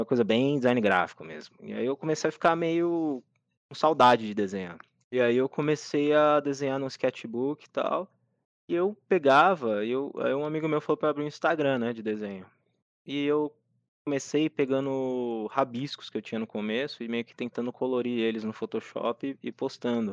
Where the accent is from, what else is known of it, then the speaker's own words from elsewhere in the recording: Brazil; eu sou brasileiro